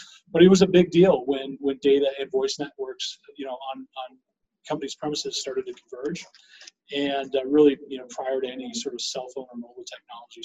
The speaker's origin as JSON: {"language": "English", "region": "Minnesota", "country": "United States", "tie": "born or raised there", "moved": "as an adult", "lives_now": "Colorado, United States", "said": "I grew up in Minnesota and I came out here to go to school."}